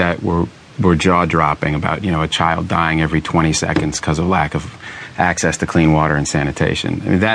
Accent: United States; as an American

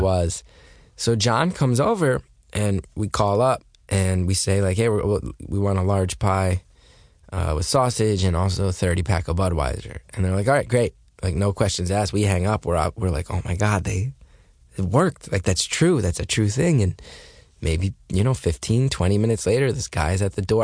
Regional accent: New Jersey, United States; I grew up in North Jersey

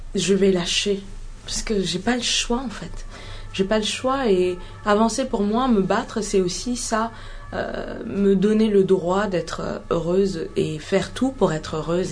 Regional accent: Mali; also born or lived in Ghana; en grandissant au Mali et en Afrique en général, j'ai grandi entre le Ghana et le Mali

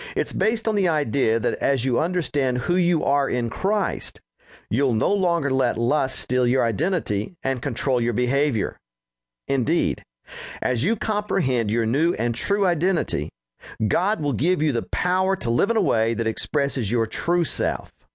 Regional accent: Roswell, New Mexico, United States; moved away as an adult; also born or lived in Texas; the home where I grew up in Roswell, New Mexico

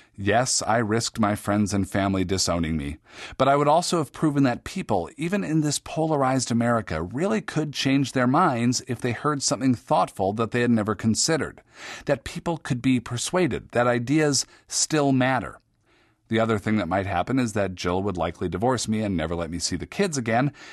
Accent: Seattle, Washington, United States; Besides being my hometown, Seattle

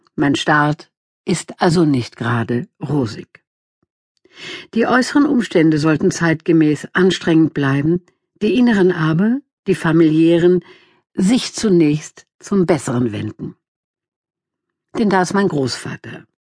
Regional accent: Wuppertal, North Rhine-Westphalia, Germany; in die Wohnung in der Elberfelder Südstadt

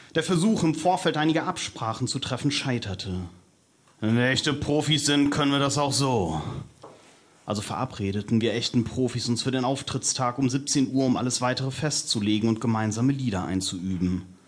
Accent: North Rhine-Westphalia, Germany; Ich bin Westfale und da reicht man sich zur Begrüßung und zum Abschied einfach die Hand

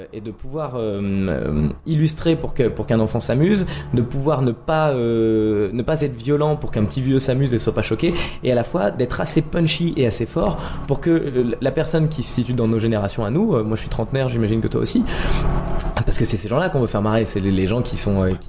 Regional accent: Nancy, Grand Est, France; moved away as an adult; now in Paris, France; suis né à Nancy, en Lorraine

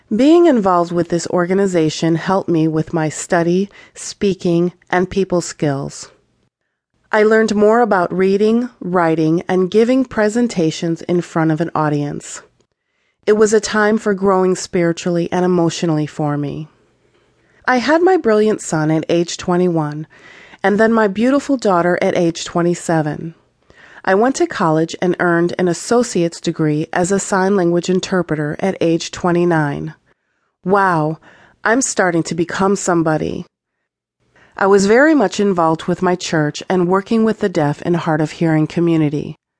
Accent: Chicago, Illinois, United States; I grew up in Chicago, and in eighth grade, we moved to the suburbs

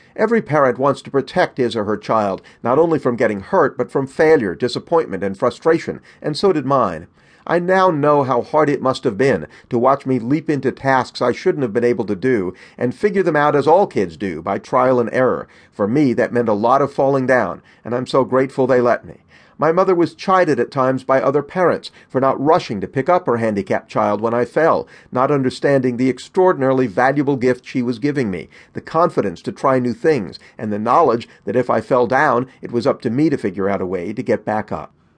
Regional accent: Los Angeles, California, United States; also born or lived in Long Island, New York; before my family moved to Los Angeles

